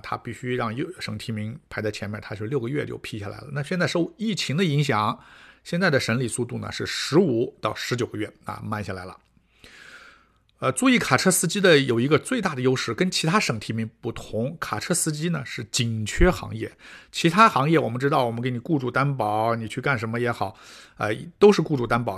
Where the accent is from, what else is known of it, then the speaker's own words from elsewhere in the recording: China; now in Canada; 我们中国人比较，啊，吃力的这些项目